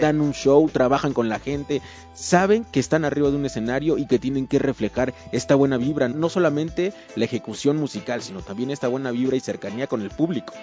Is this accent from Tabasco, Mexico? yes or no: no; Ciudad Nezahualcóyotl, State of Mexico, Mexico; yo soy de Ciudad Nesa